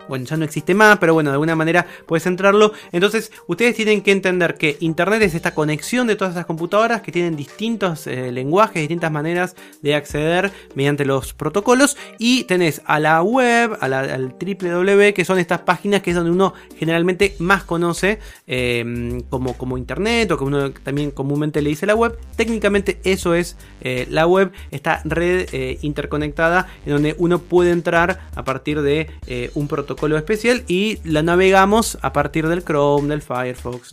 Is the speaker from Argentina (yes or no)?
yes; Campana, Buenos Aires Province, Argentina; yo soy de Campana, de la ciudad de, de la provincia de Buenos Aires, la ciudad de Campana